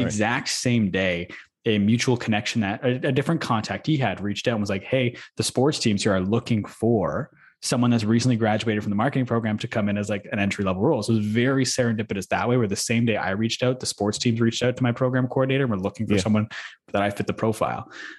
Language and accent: English; Manitoba, Canada; which was 12 years old, I believe, is as early as we could play where I grew up in Manitoba.